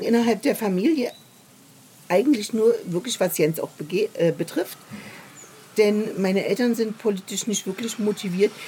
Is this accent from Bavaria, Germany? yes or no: no; Leipzig, Saxony, Germany; moved away as an adult; now in Berlin, Germany; ich bin ja in Leipzig geboren, habe dann noch zwei Jahre nach der Lehre in Leipzig gearbeitet